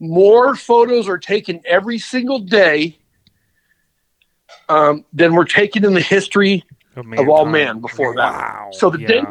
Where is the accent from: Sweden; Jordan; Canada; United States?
United States; Garden Grove, California; I grew up in West Garden Grove. Just right on the, you know, the edge of Long Beach